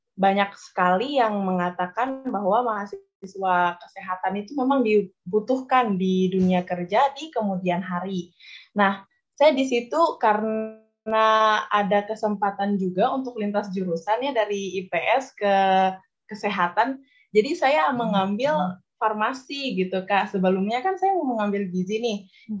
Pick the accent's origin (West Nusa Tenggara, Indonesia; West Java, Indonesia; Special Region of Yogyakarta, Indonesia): West Nusa Tenggara, Indonesia; Aikmel; moved away as an adult; now in Mataram, Indonesia; saya ini berasal dari Lombok Timur, Aikmal khususnya